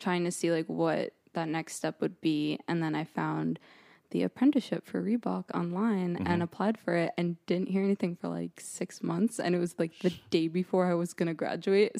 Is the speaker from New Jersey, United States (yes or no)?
yes; Monmouth County, New Jersey, United States; now in Boston, United States; I'm from New Jersey originally